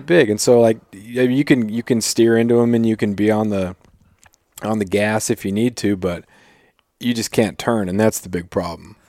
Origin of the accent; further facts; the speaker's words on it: Prince of Wales Island, Alaska, United States; now in Ketchikan, United States; I grew up on Prince of Wales